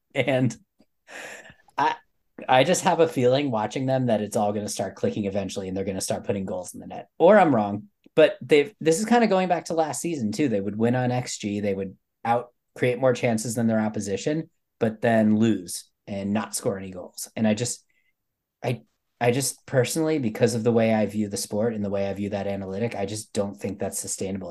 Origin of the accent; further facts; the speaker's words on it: United States; I'm American